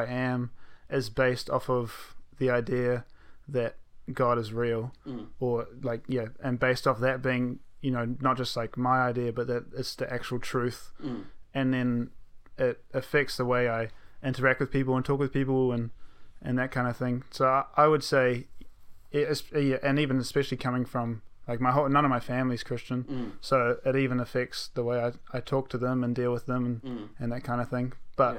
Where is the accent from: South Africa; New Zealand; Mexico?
New Zealand; Rotorua, Bay of Plenty; born or raised there; also born or lived in Belgium / Auckland / Hamilton / Tauranga